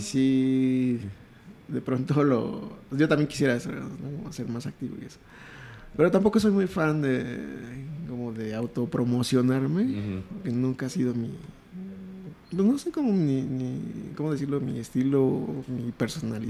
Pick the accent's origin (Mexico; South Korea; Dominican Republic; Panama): Mexico; Mexico City; crecí toda la vida en Iztapalapa